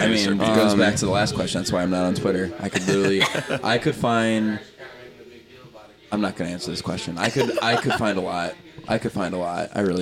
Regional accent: Cleveland, Ohio, United States; I'm from Cleveland. And I'm from Cleveland, by the way.

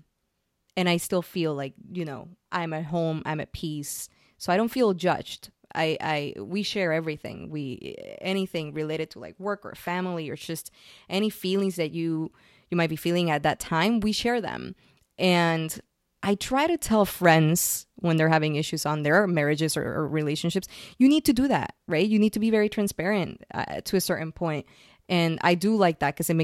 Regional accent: Puerto Rico; moved away as an adult; also born or lived in San Francisco, United States; now in New York, United States; I'm originally from Puerto Rico. And I moved from Puerto Rico to San Francisco to start my tech career

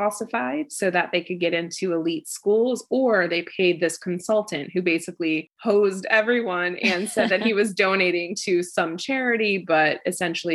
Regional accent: Midwest, United States; We are both from the Midwest

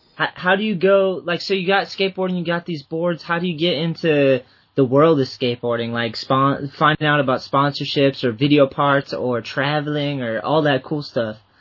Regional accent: Boston, Massachusetts, United States; I'm from the Boston area, so I always knew Jerry Fowler

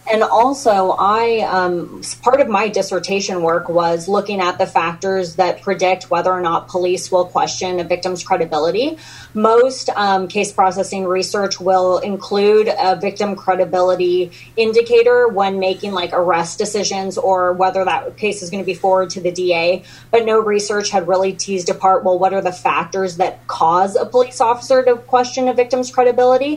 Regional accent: California, United States; moved away as an adult; now in Texas, United States; I'm from California

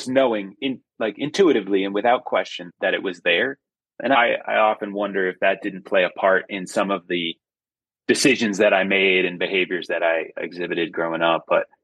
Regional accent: Framingham, Massachusetts, United States; I grew up in Framingham, Massachusetts, outside of Boston.

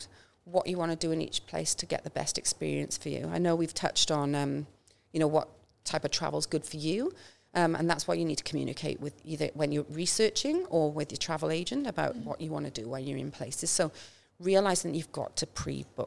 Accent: Welsh, Wales, United Kingdom; now in Australia; I'm Welsh

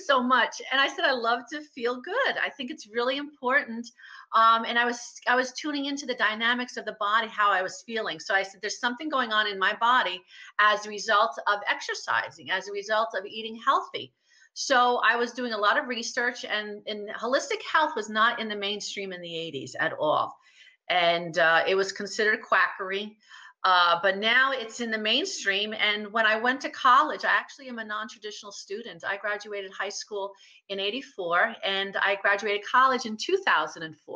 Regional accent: New Jersey, United States; I grew up in the Garden State, New Jersey

